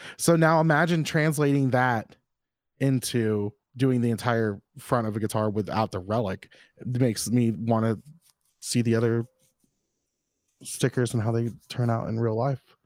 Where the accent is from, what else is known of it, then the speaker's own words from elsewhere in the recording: the South, United States; I was born and raised in the South.